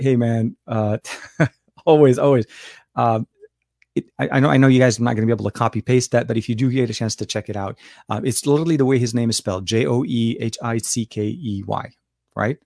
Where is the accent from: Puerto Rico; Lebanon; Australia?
Lebanon; moved away; I was born and raised in Lebanon